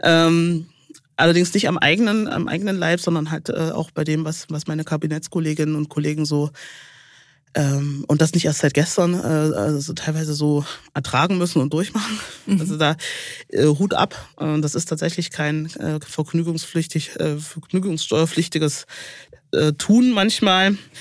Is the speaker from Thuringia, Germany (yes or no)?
yes; Hohenwarte Dam, Thuringia, Germany; also born or lived in Saalfeld / Erfurt; Ich bin an der Hohen Wartetalsperre aufgewachsen bei meinen Großeltern